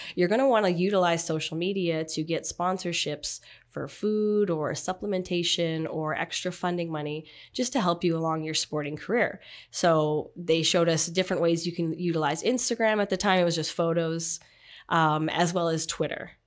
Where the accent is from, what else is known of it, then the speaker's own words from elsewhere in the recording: Canada; my uniqueness was I was from Canada, unlike a lot of people in the league.